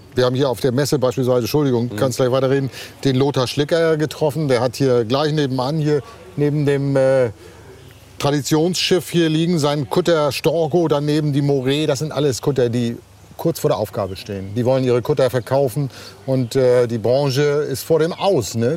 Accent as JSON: {"language": "German", "region": "Northern Germany", "country": "Germany", "said": "bei uns in Norddeutschland"}